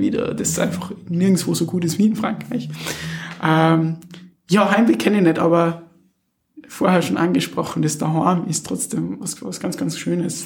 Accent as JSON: {"language": "German", "area": "Wallersee", "region": "Salzburg surroundings", "country": "Austria", "moved": "yes", "said": "das wirkliche Zuhause, da wo man herkommt, ist auch Salzburg, Salzburger Umland, okay. Wallersee"}